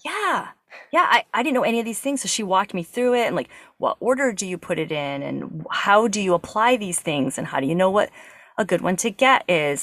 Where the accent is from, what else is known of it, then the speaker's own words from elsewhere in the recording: Massachusetts, United States; moved away; I grew up in New England. I'm from Massachusetts